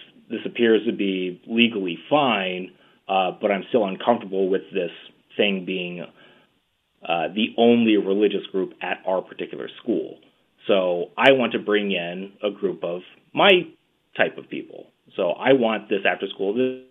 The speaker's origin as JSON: {"language": "English", "region": "the American South", "country": "United States", "said": "we come from the American South"}